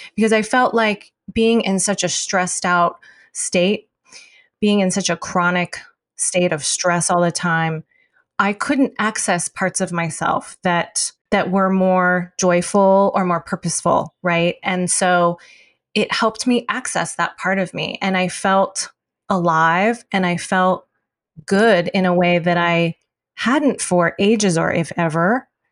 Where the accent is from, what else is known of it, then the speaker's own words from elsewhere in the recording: United States; being Chinese American